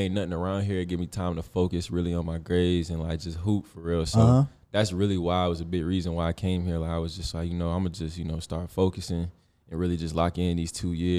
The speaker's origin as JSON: {"language": "English", "region": "Ohio", "country": "United States", "also_born_or_lived": "Germany", "said": "We moved, like, when I moved from Ohio, I've been to Cleveland. I lived in Germany, actually."}